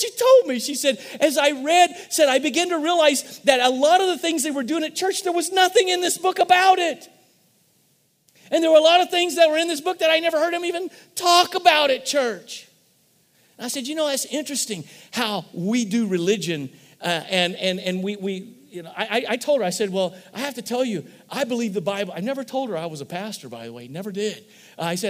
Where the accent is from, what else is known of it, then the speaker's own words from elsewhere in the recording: Missouri, United States; we're from Missouri